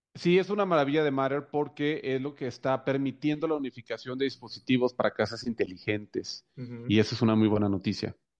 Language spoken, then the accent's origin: Spanish; Valle Hermoso, Tamaulipas, Mexico; en mi pueblo, ahí en Valle Hermoso, hay dos Corvettes